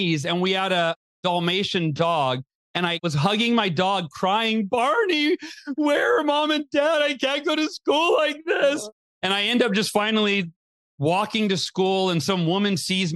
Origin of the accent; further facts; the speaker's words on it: Oakhurst, California, United States; I was born in Southern California. And then when I was 5 years old, we moved to Northern California, a little small town called Oakhurst, California.